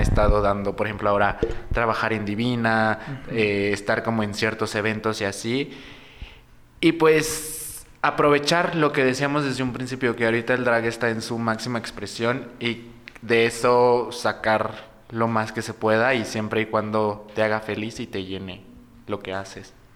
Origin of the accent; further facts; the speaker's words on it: Morelos, Mexico; moved away; Yo soy de provincia, soy de Morelos.